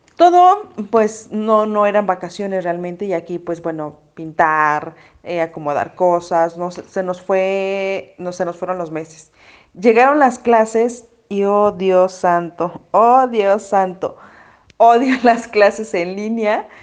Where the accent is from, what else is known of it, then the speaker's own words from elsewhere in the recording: Mexico City, Mexico; moved away as an adult; now in Hidalgo, Mexico; Yo soy de la Ciudad de México y me tuve que mudar a Hidalgo